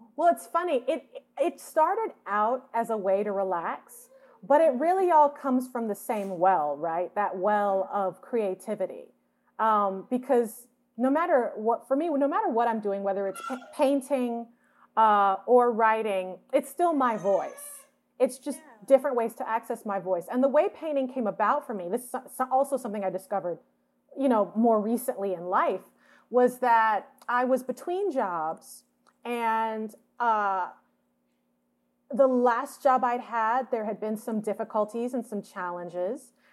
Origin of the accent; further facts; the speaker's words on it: Atlanta, Georgia, United States; moved away as an adult; also born or lived in Boston, Massachusetts; now in Los Angeles, United States; we moved to Atlanta, where my dad's originally from, and that's where I was raised